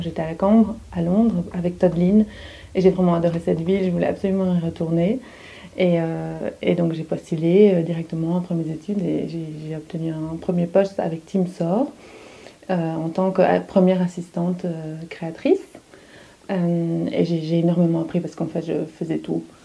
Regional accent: Hainaut, Wallonia, Belgium; moved away as an adult; also born or lived in London, United Kingdom; now in Brussels, Belgium; Je suis originaire de Apt, qui est dans le Hainaut, en Wallonie

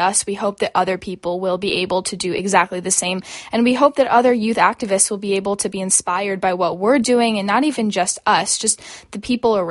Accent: Phoenix, Arizona, United States; we are both from Phoenix, Arizona, and coming from Indian backgrounds

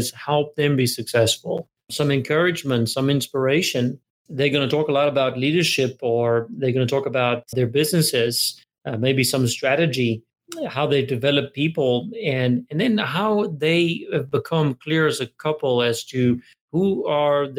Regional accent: South Africa; moved away as an adult; now in United States; I'm originally South African, and I came to America when I was 23 years old

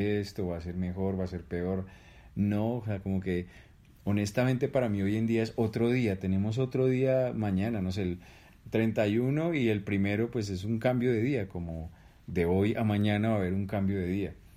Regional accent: Colombia

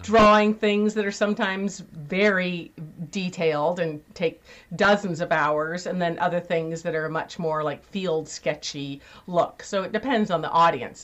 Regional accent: California, United States; I had horses and rode around Lake Tahoe, where I grew up in California

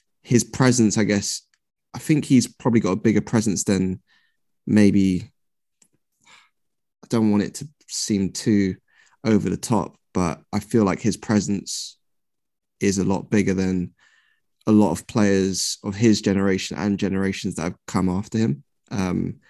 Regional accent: London, United Kingdom; I'm from South London

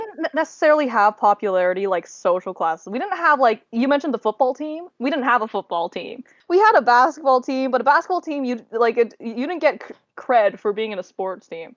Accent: Toronto, Ontario, Canada; I came from Toronto

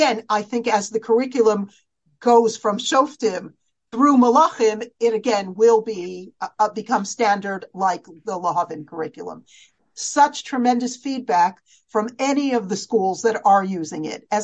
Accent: United States; as American girls

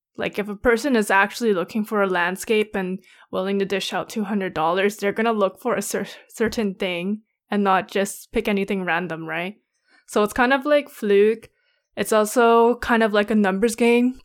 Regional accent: Canada; we're Canadian

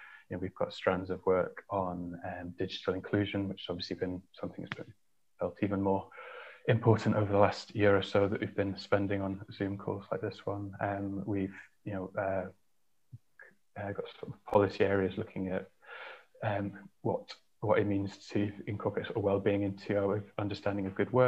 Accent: Yorkshire and the Humber, United Kingdom; I grew up in North Yorkshire, in a small village of about 100 people.

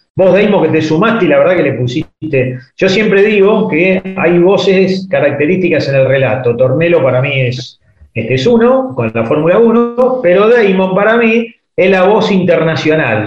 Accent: Buenos Aires, Argentina; vivo dos cuadras de la cancha de Nueva Chicago

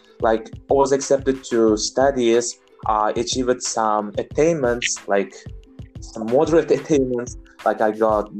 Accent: Marhamat, Andijan Region, Uzbekistan; English is a second language; moved away as an adult; now in London, United Kingdom; born and raised in Andijan. So my hometown is Marhamat, where I studied and spent most of my life. Since January, I'm here in London.

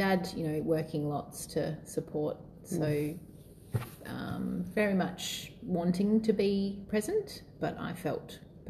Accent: Wollongong, New South Wales, Australia; born there; So I was born in Wollongong in New South Wales, and I have an older brother and mum and dad still together.

